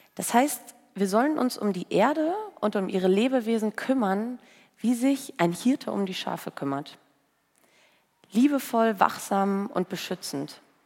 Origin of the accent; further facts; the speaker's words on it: Bocholt, North Rhine-Westphalia, Germany; Bei uns in Bocholt, in der Stadt, wo ich herkomme